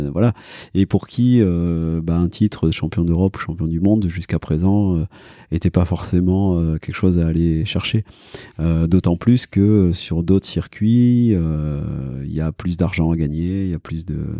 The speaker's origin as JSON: {"language": "French", "area": "Cantal", "region": "Auvergne-Rhône-Alpes", "country": "France", "tie": "born or raised there", "said": "moi j'ai grandi, je disais dans le Cantal"}